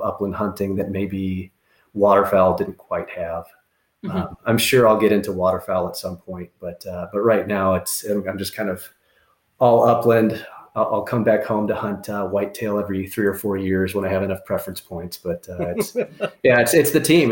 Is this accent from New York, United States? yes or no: no; Iowa, United States; moved away as an adult; also born or lived in Michigan / Florida / North Carolina / Washington, D.C.; now in Arizona, United States; I can come back home to Iowa and hunt pheasant and quail around my hometown